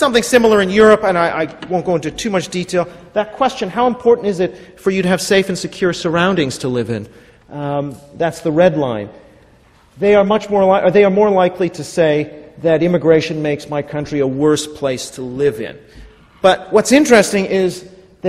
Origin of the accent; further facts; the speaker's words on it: Vancouver, British Columbia, Canada; I'm from Vancouver, Canada